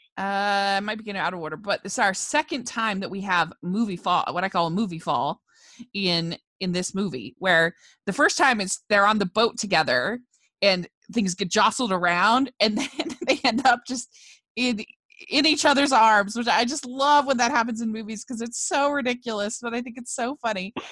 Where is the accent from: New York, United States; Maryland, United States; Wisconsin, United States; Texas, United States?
Maryland, United States; I grew up in Maryland